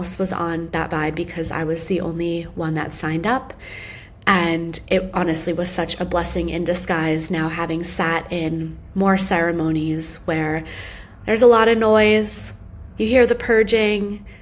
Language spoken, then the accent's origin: English; United States; when I was young, I grew up outside of New York City